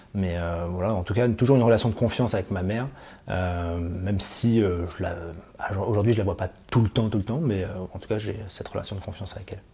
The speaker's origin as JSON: {"language": "French", "region": "Île-de-France", "country": "France", "tie": "born or raised there", "also_born_or_lived": "Clichy / Valois", "said": "j'ai grandi en Ile-de-France, euh, entre euh, la ville de Clichy et le Valois."}